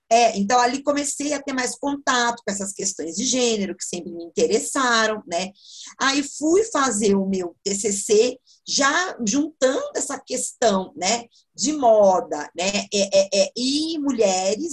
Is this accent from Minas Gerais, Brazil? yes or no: no; Sorocaba, São Paulo, Brazil; sou de Sorocaba, sorocabano